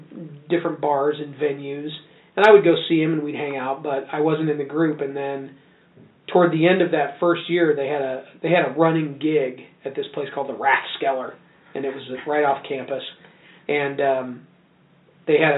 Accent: Tipton, Indiana, United States; I grew up in a little town called Tipton

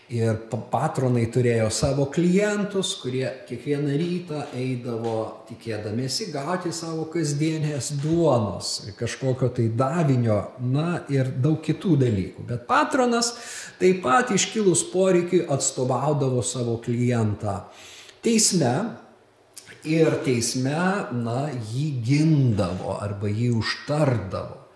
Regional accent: Lithuania

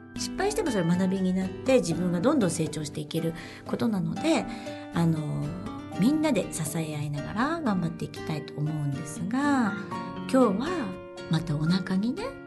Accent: Japan; born or raised there; moved away as an adult; also born or lived in Beijing, China

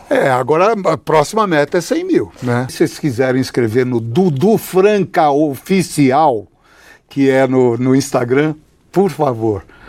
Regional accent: Brazil; sou brasileiro

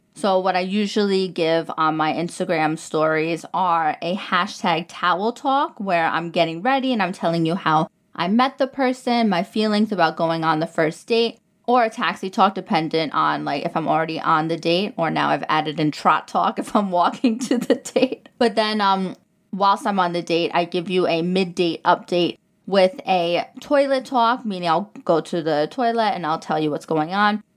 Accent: New York, United States; moved away as an adult; now in Dubai, United Arab Emirates; I'm, I'm from New York

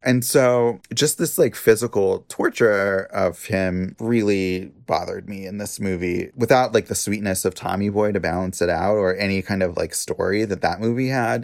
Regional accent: Washington, United States; I'm from Washington State

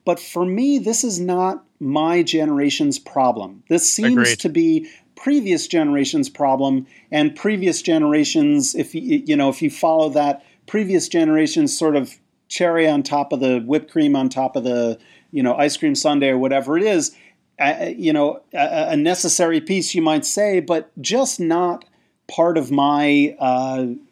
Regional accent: United States; I grew up just outside of New York City

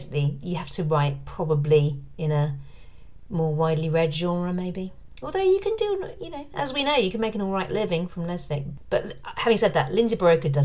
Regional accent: London, United Kingdom; moved away; my hometown

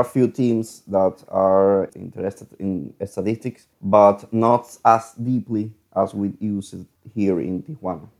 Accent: Venezuela; moved away as an adult; now in Mexico; I am from Venezuela

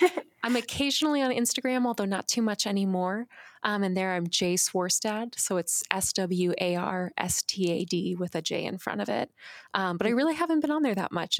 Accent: Phoenix, Arizona, United States; I grew up in Phoenix

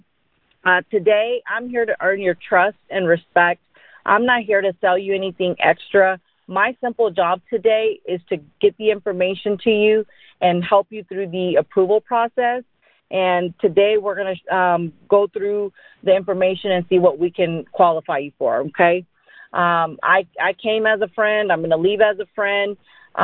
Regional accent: Dallas, Texas, United States; also born or lived in India; I grew up in Dallas, Texas

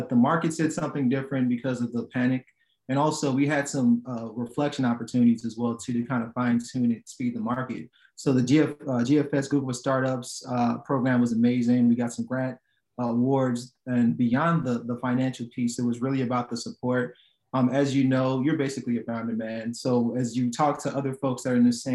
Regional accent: Chicago, Illinois, United States; I'm from Chicago

